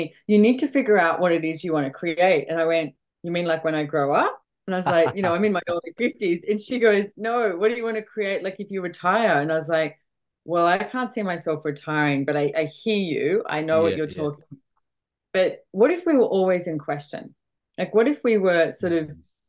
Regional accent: Sydney, New South Wales, Australia; moved away as an adult; also born or lived in London; now in Sunshine Coast, Australia; Yes, I'm from Australia, born and bred in Sydney, Australia. I live on the Sunshine Coast now.

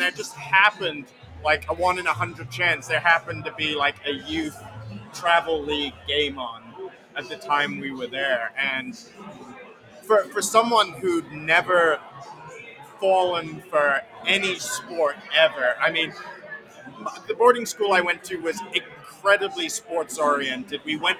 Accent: England, United Kingdom; also born or lived in Slough; I was born around London in a town called Slough, which is the world's most attractive name for a town. But then very quickly moved to basically the middle of nowhere country in England.

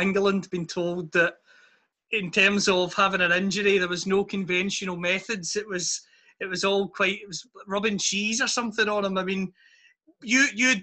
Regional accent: Scotland, United Kingdom; I'm from Scotland

